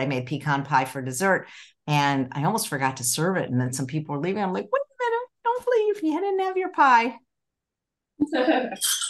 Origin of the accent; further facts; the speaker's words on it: Chicago, Illinois, United States; when I grew up in Chicago